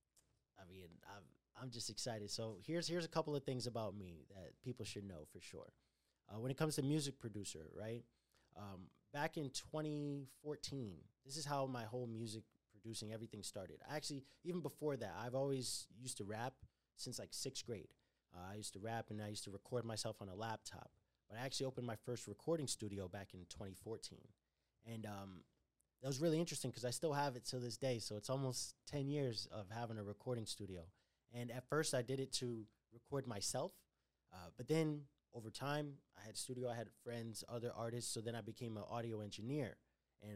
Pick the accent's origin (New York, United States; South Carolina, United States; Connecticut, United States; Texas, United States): Connecticut, United States; moved away; also born or lived in Brooklyn; I was growing up in Connecticut